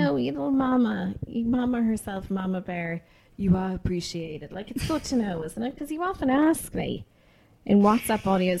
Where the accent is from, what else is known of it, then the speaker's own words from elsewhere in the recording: Ireland; as an Irish Catholic middle-class teen